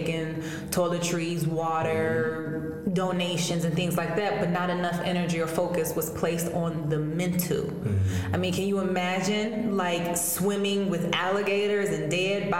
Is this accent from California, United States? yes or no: no; Chicago, Illinois, United States; I grew up on the outskirts of Chicago in the west suburbs. So I've always been connected to the city, but I was born in Chicago